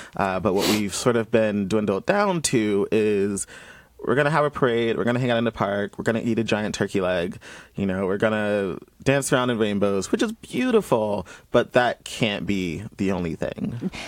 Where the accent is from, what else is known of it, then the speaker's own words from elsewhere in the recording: Columbus, Georgia, United States; moved away as an adult; being someone who's born and raised in Georgia, um, where up until I was 18.